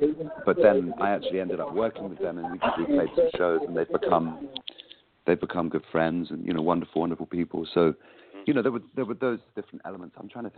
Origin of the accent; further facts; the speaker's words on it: East Anglia, East of England, United Kingdom; also born or lived in London; Well, I was born in London, and then we moved out to East Anglia, to the county of Suffolk, which is kind of East Anglia.